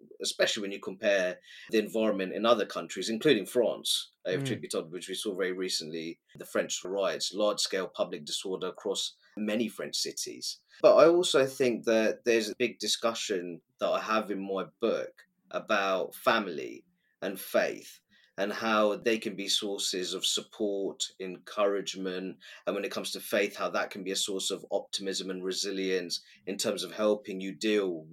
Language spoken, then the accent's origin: English; Luton, East of England, United Kingdom; some of the most wonderful family oriented, community spirited people I've ever come across in my life are in my hometown